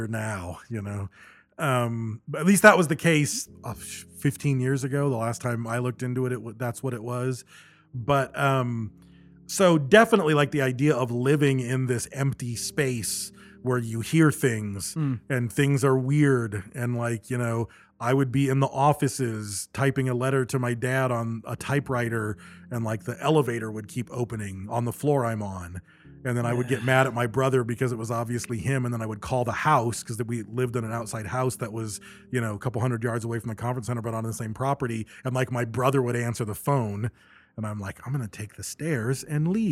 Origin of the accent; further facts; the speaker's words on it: Michigan, United States; also born or lived in Battle Creek, Michigan / California; growing up in Michigan